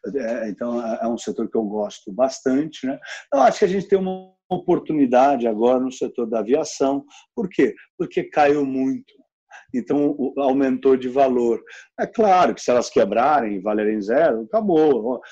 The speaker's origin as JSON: {"language": "Portuguese", "region": "São Paulo", "country": "Brazil", "tie": "born or raised there", "said": "eu cresci aqui no Itaimbibi, então eu sou realmente um filho do condado aqui da Faria Lima"}